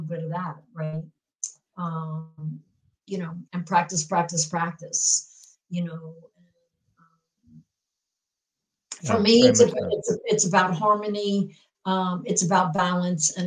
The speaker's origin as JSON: {"language": "English", "region": "New York", "country": "United States", "tie": "born or raised there", "also_born_or_lived": "Portland area", "moved": "yes", "lives_now": "Seattle, United States", "said": "I grew up in New York"}